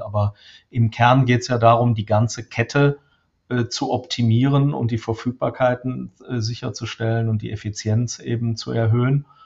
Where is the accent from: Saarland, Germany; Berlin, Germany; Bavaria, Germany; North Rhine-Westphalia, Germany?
North Rhine-Westphalia, Germany; Krefeld; now in Dortmund, Germany; aufgewachsen bin ich tatsächlich am Niederrhein. Ich bin also hier in Dortmund, wo ich aktuell sitze, nur Zugereister. Ähm, komme ursprünglich aus äh, Krefeld.